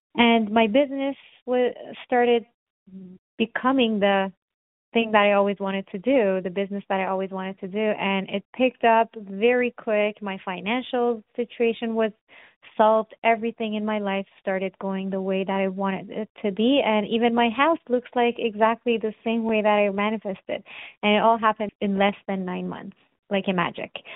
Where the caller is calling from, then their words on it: Toronto, Ontario, Canada; I'm calling from Toronto, Canada.